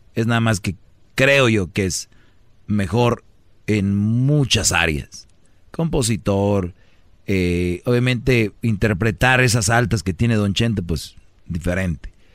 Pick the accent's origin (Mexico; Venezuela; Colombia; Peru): Mexico; Nuevo León; now in Los Angeles, United States; Nuevo León, de donde yo soy